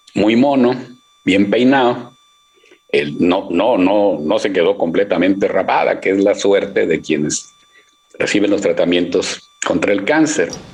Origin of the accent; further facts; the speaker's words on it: Monterrey, Nuevo León, Mexico; yo soy de Monterrey